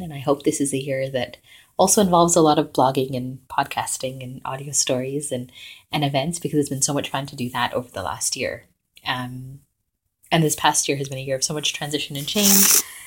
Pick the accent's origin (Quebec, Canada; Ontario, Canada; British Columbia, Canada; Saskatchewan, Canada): British Columbia, Canada; Vancouver; now in Toronto, Canada